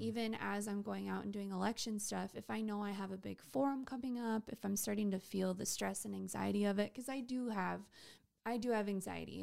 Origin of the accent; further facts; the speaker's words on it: Waubay, South Dakota, United States; now in Sioux Falls, United States; So, I am from Wabe, South Dakota.